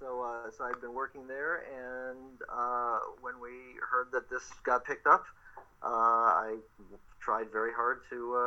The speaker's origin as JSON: {"language": "English", "region": "Ohio", "country": "United States", "moved": "as an adult", "lives_now": "Los Angeles, United States"}